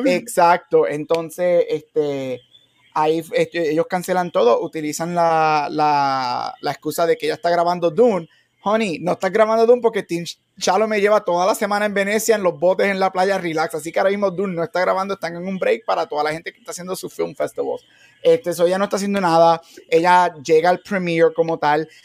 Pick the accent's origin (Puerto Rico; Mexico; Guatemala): Puerto Rico; como buen boricua